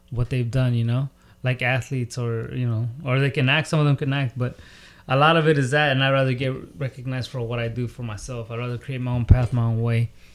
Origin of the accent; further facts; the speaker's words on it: the Bay Area, California, United States; moved away as an adult; now in San Diego, United States; I grew up in the Bay